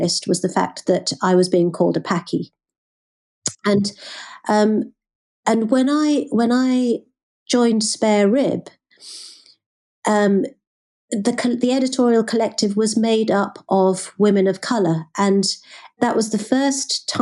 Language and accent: English; Birmingham, West Midlands, United Kingdom; growing up in the Midlands, growing up in Birmingham